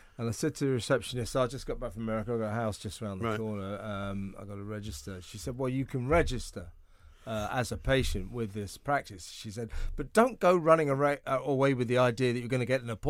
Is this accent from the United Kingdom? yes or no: yes; United Kingdom; also born or lived in United States; being British